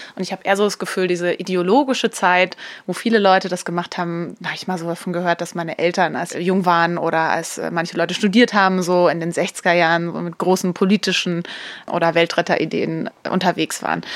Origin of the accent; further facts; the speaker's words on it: Upper Franconia, Bavaria, Germany; also born or lived in Munich; so einer Einöde in Oberfranken groß geworden